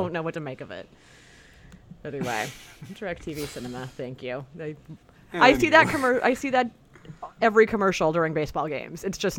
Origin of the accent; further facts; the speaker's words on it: California, United States; born and raised in California